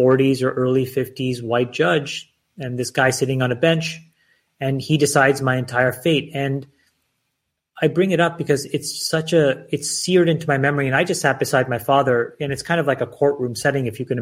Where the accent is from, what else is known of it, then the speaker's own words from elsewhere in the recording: Canada; also born or lived in Sri Lanka; I was born in Sri Lanka, and at the age of six, I moved to Canada.